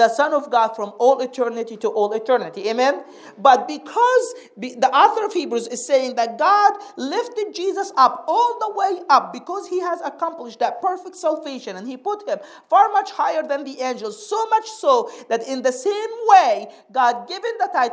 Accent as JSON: {"language": "English", "country": "Egypt", "tie": "born or raised there", "moved": "yes", "said": "I grew up in Egypt, we have some good preachers in Egypt"}